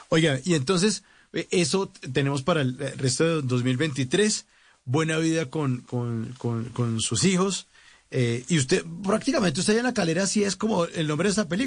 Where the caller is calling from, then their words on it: Jamundí, Valle del Cauca, Colombia; desde mi bello Jamundí, en el Valle del Cauca.